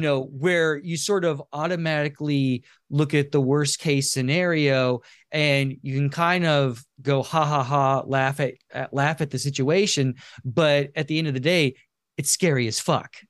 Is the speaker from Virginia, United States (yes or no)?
no; rural Kansas, United States; moved away; I grew up in very rural Amer-, uh, Kansas